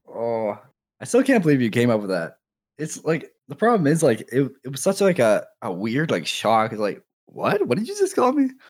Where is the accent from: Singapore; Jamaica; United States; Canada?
Canada; I'm from Canada